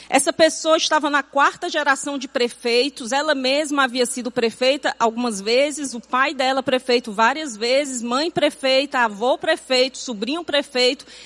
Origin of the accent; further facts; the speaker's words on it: Fortaleza, Ceará, Brazil; nasci e me criei em Fortaleza